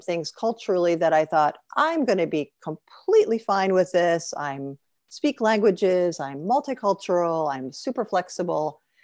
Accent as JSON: {"language": "English", "town": "Chicago", "region": "Illinois", "country": "United States", "tie": "born or raised there", "also_born_or_lived": "New York / Paris / Cairo / Sharm el Sheikh", "moved": "as an adult", "said": "when we moved back to Chicago, my hometown"}